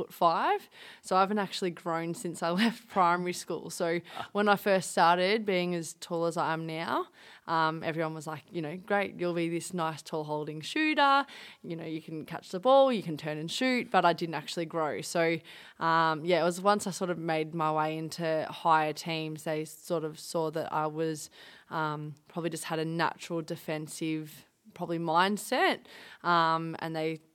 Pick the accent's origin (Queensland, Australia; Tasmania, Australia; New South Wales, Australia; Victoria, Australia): Victoria, Australia; Werribee; Yeah, so I was born in Werribee, kind of the older part, kind of actually near the rec centre, which is now Eagle Stadium.